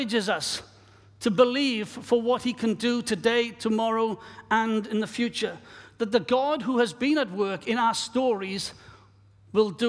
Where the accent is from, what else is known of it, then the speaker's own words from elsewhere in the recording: Wales, United Kingdom; moved away; my own country of Wales, my home country